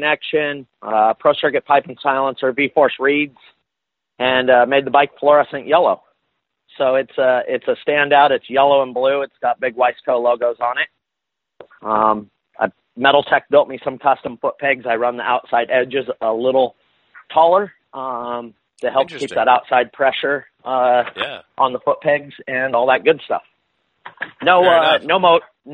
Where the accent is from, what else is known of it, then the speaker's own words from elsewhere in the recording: Northern California, United States; now in Southern California, United States; I was born and raised up in Northern California